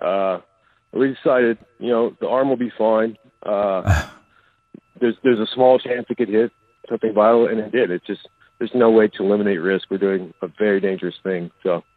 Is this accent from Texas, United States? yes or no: no; Oklahoma, United States; I grew up in Oklahoma, where it's like ground central for recluse